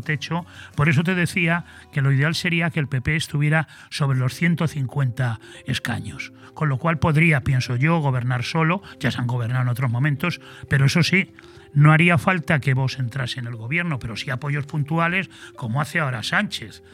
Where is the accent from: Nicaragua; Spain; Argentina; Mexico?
Spain; Madrid, Community of Madrid; now in Benidorm, Spain; en el Madrid donde yo nací, en el centro, centro de Madrid